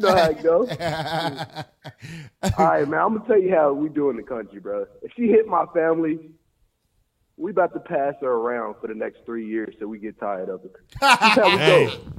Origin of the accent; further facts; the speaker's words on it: Kentucky, United States; I'm from Kentucky.